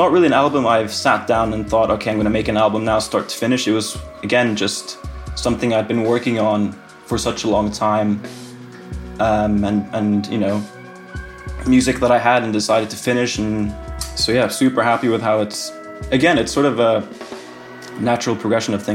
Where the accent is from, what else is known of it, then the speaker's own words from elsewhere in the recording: Switzerland; moved away as an adult; also born or lived in Finland; now in London, United Kingdom; I'm from Finland, but I grew up in Switzerland, actually. But I moved to London to study when I was 18.